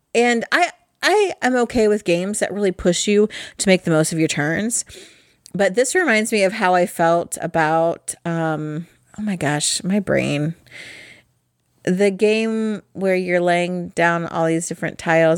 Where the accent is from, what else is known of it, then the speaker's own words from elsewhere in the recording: Midwest, United States; I'm from the Midwest. And we are euchre people around here